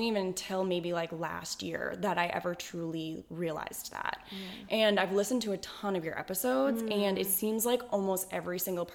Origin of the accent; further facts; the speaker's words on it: Boston, Massachusetts, United States; now in San Diego, United States; I grew up in Boston, Mass